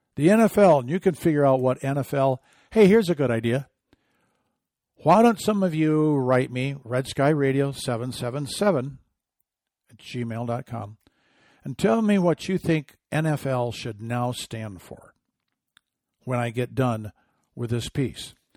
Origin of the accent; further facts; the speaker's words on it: Michigan, United States; my home state team